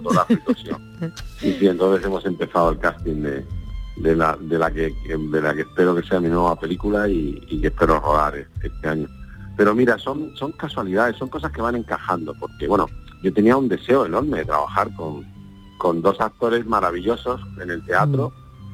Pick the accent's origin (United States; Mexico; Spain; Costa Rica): Spain; Andalusia; accent: Andalusian; nuestro acento andaluz